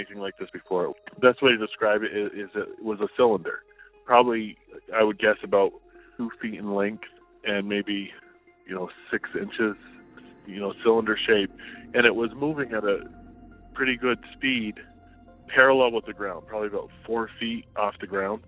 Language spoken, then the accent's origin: English; upstate New York, United States; now in New Hampshire, United States; This happened where I grew up in upstate New York.